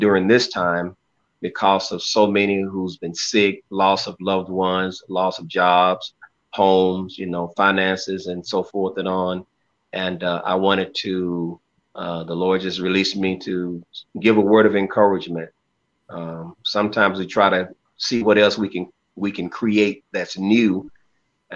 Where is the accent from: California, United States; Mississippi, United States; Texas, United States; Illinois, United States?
Mississippi, United States; Clarksdale; now in North Little Rock, United States; I'm originally from Mississippi, Clarksville, Mississippi, northern Mississippi